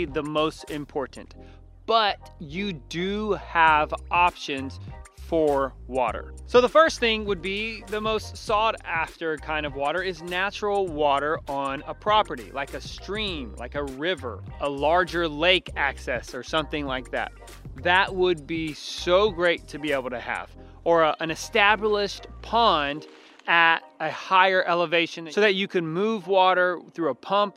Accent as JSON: {"language": "English", "town": "Houston", "region": "Texas", "country": "United States", "tie": "born or raised there", "lives_now": "Central Texas, United States", "said": "I grew up down in South Houston and we could grow avocados there. But then I moved 3 hours north of South Houston"}